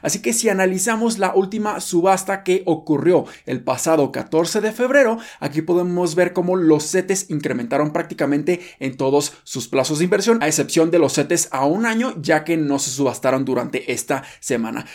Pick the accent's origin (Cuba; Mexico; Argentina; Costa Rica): Mexico; nosotros como mexicanos